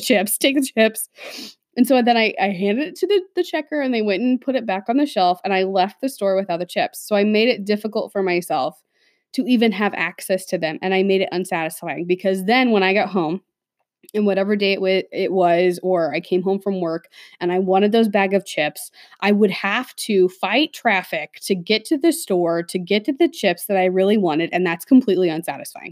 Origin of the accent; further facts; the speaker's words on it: Midwest, United States; growing up in the Midwest